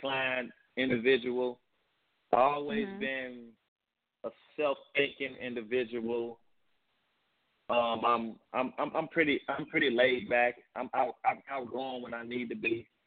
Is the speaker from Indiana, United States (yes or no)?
no; St. Louis, Missouri, United States; That's how I talk. That's how I grew up in St. Louis